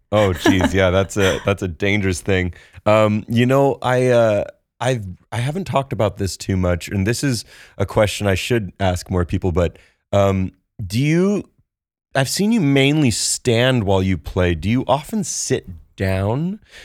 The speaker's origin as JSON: {"language": "English", "town": "Santa Barbara", "region": "California", "country": "United States", "tie": "born or raised there", "said": "I'm from Santa Barbara"}